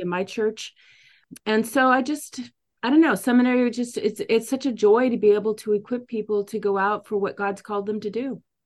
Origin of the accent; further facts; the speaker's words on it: San Diego, California, United States; moved away as an adult; also born or lived in Paris / Midwest; I was born and raised in San Diego